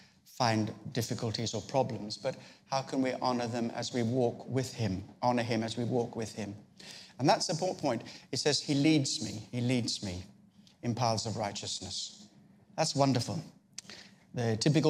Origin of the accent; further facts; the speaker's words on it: Australia; I come from Australia